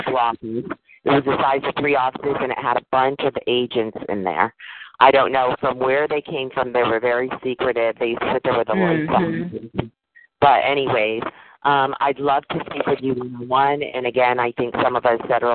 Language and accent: English; Connecticut, United States; also born or lived in Silver Spring, Maryland; I'm currently in Connecticut on the East Coast. This is my home state